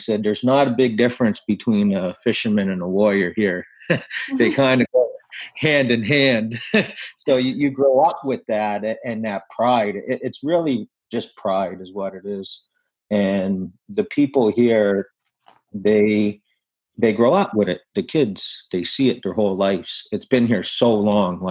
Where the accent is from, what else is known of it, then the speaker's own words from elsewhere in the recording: Sipekne'katik First Nation, Nova Scotia, Canada; I'm from Sebaganegdi First Nation. I grew up in here.